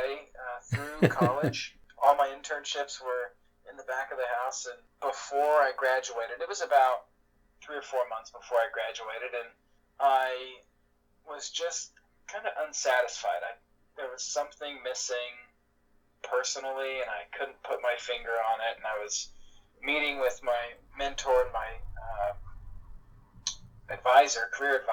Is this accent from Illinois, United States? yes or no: no; Oklahoma, United States; moved away as an adult; now in New Jersey, United States; being born and raised in Oklahoma